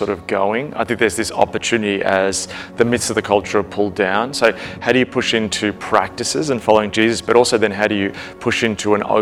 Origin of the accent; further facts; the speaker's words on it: Melbourne, Victoria, Australia; I'm from Melbourne in Australia